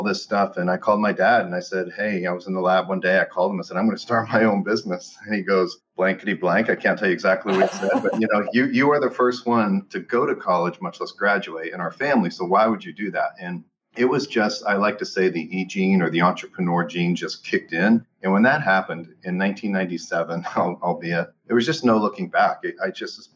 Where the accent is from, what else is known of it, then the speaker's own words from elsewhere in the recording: Western Pennsylvania, United States; moved away as an adult; also born or lived in Fort Worth, Texas / Dallas, Texas; now in Texas, United States; I grew up in Western Pennsylvania